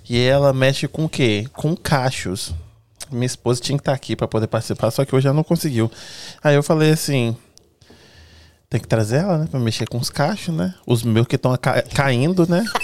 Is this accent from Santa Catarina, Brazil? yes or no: no; Espírito Santo, Brazil; O negócio é que eu sou, eu sou capixaba. E aí a gente, do, do Espírito Santo, a gente fala que a gente não tem sotaque.